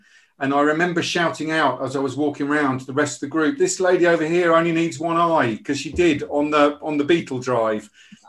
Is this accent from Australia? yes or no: no; Bridgend, Wales, United Kingdom; born there; But I was born in Wales. I was born in Bridgend, and I've always identified with being Welsh, especially when it comes to the rugby.